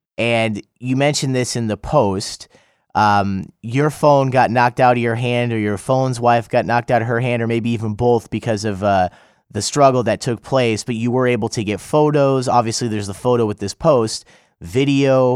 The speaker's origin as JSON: {"language": "English", "country": "United States", "moved": "yes", "lives_now": "South Korea", "said": "I'm from the United States"}